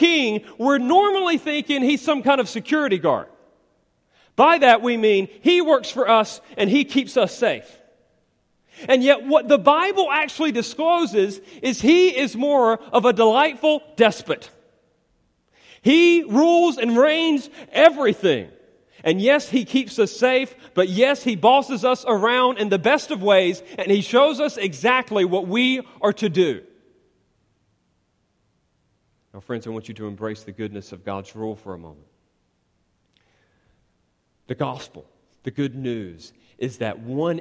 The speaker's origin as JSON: {"language": "English", "country": "United States", "said": "as Americans"}